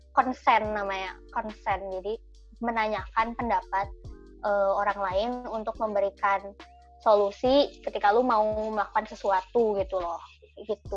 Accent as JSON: {"language": "Indonesian", "country": "Indonesia", "also_born_or_lived": "Canada", "moved": "yes", "said": "kita kan dari Indonesia"}